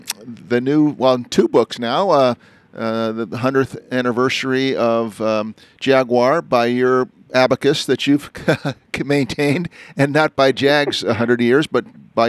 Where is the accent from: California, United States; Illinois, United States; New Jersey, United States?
New Jersey, United States; born there; Well, I was born in New Jersey, and I don't know the answer